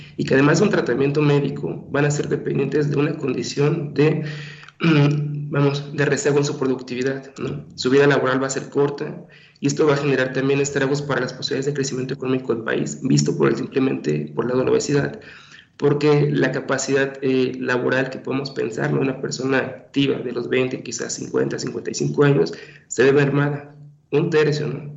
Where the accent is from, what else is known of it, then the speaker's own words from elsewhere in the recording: Mexico; como mexicanos, no somos gente delgadas